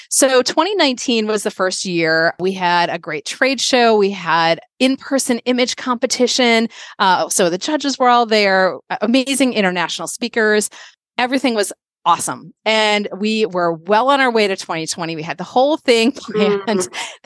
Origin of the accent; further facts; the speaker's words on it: Minnesota, United States; moved away as an adult; also born or lived in Connecticut; 2011, I moved from the East Coast to Minnesota, where I grew up